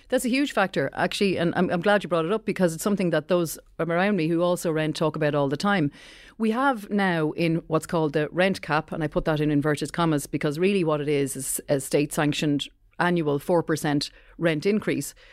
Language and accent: English; County Wicklow, Leinster, Ireland; I grew up in County Wicklow